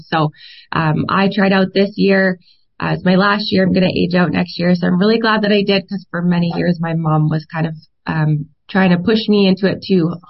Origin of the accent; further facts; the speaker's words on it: Canada; We're Canadian. We're proud to be Canadian. We're so excited to be in this festival and to be recognized as Canadian women.